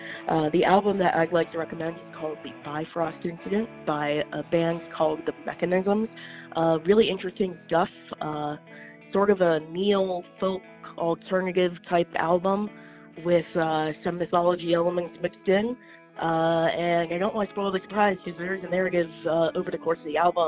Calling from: Virginia, United States; I'm calling from Virginia, and I'd like to recommend an album.

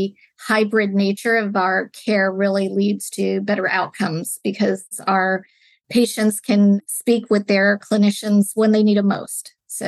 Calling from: California, United States; I am joining from the Bay Area in California, just south of San Francisco, where our company is based out of San Francisco, California.

